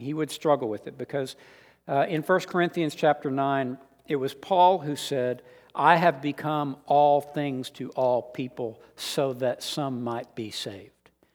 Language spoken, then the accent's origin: English; San Antonio, Texas, United States; born or raised there; moved away as an adult; also born or lived in Austin